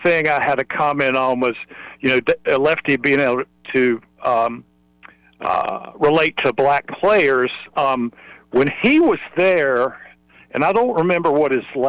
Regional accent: Charlotte, North Carolina, United States; now in Greenville; I grew up in Charlotte

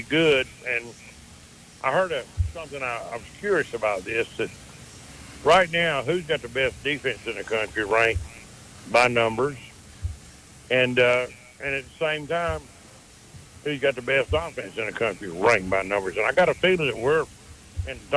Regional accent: Alabama, United States; moved away; I grew up in Alabama.

